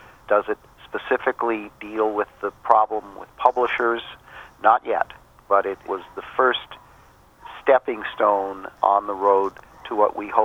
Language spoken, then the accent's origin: English; California, United States; my home state, California